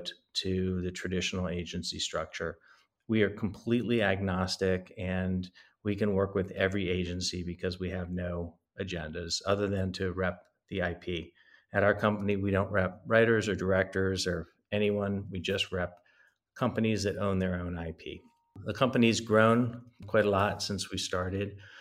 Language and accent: English; East Coast, United States; moved away as an adult; also born or lived in New York / London / Los Angeles; now in Santa Monica, United States; I'm originally from the East Coast